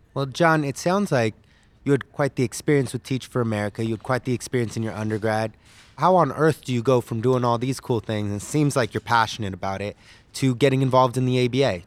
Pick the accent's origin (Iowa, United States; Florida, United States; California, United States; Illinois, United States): California, United States; I hail from California